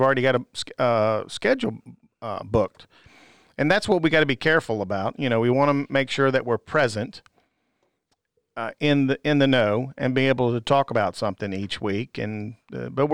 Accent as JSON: {"language": "English", "region": "Virginia", "country": "United States", "said": "I'm from Virginia."}